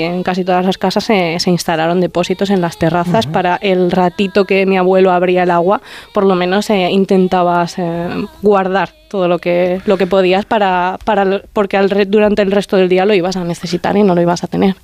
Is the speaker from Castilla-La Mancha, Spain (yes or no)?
yes; Terrinches, Castilla-La Mancha, Spain; moved away as an adult; now in Aragon, Spain; en mi pueblo, en la loma en la que me he criado